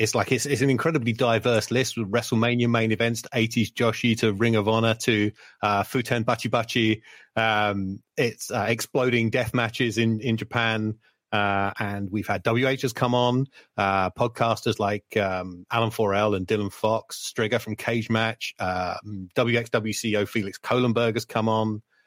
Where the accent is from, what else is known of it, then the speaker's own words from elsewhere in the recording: United Kingdom; growing up on British wrestling as I did